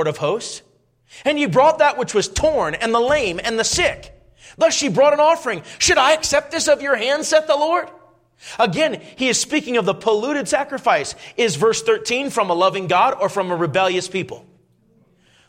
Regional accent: Minnesota, United States; moved away; I grew up in Minnesota

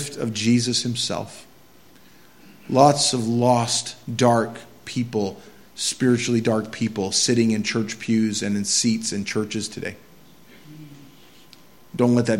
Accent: Quimby, Maine, United States; I grew up in Quimby, Maine

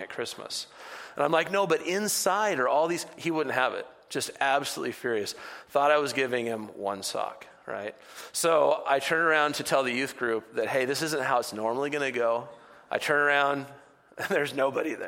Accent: Bellingham, Washington, United States; growing up in Bellingham, because I'm born and raised here

